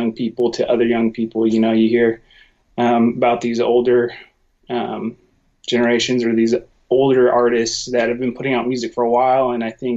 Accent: Sacramento, California, United States; moved away as an adult; also born or lived in Nashville, Tennessee; now in Washington, United States; for the majority of my life, I grew up in Sacramento

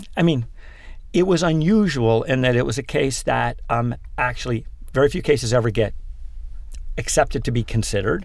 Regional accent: Pennsylvania, United States; born or raised there; also born or lived in Manhattan, New York; now in New York, United States

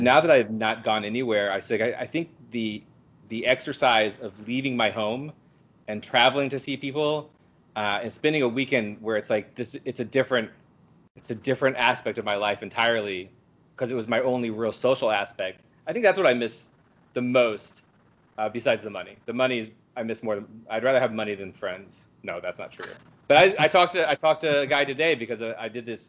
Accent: Midwest, United States; I'm from the Midwest

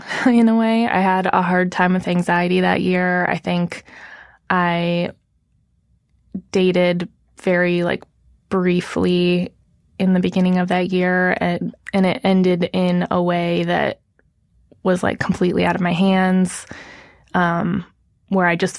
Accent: Minnesota, United States; moved away as an adult; now in New York City, United States; I'm just from the Midwest. I don't talk like this

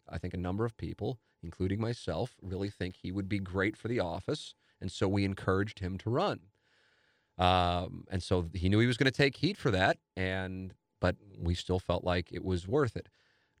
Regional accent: Washington, United States; it's not the kind of person that I want representing my home state in Washington in the Senate.

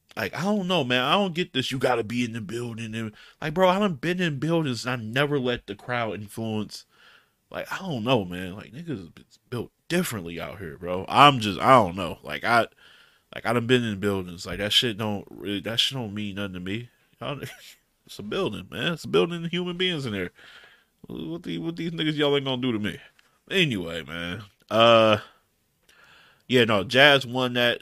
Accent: Detroit, Michigan, United States; I'm from Detroit. I'm west side Detroit

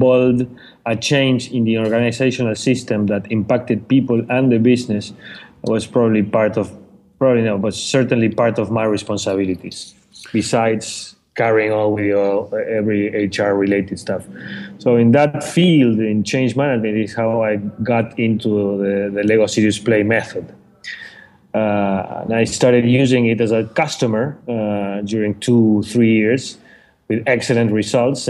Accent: Argentina; moved away as an adult; now in Panama; Originally coming from Argentina, but I've been living here for the past 6 years.

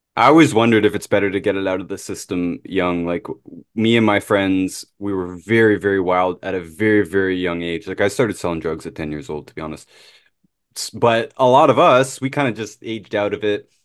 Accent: Canada; I'm Canadian

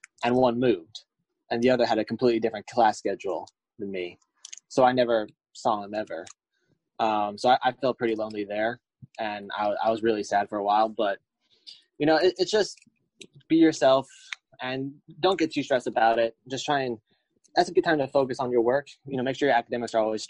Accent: Hollywood, Florida, United States; We're both from South Florida, around the same area. So from Hollywood, Florida

